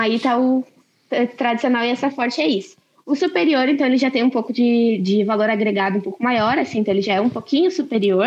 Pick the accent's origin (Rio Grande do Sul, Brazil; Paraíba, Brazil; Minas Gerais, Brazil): Rio Grande do Sul, Brazil; Lajeado; sou de Lajado